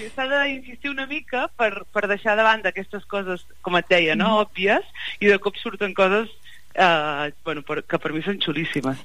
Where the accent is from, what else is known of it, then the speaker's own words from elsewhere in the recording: Banyoles, Catalonia, Spain; moved away as an adult; now in Barcelona, Spain; Jo sóc, sóc de Banyoles i, i fa uns anys que visc a Barcelona